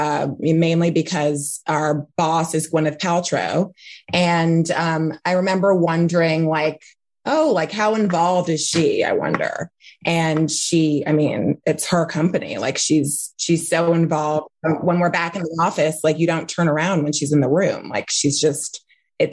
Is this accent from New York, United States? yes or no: yes; New York City, New York, United States; I grew up in Manhattan on the Upper West Side